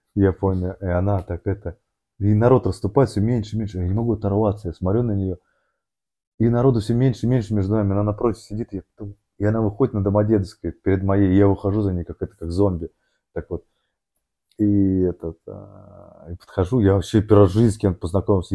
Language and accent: Russian; Moscow, Russia; я рос в Москве, в Орехово-Борисово